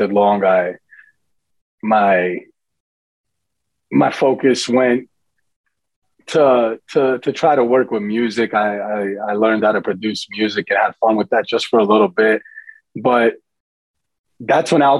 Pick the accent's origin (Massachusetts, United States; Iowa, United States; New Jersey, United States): New Jersey, United States; also born or lived in Daytona, Florida; I was born in Jersey and lived in Jersey till seventh grade